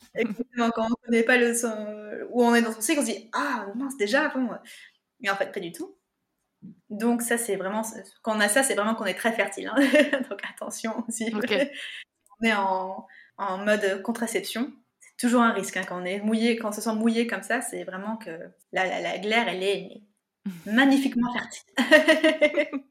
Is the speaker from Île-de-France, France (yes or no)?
yes; Yvelines, Paris region, Île-de-France, France; also born or lived in United States; Alors moi, je suis née aux États-Unis. Je suis arrivée dans la région parisienne, euh, dans les Yvelines, à mes trois ans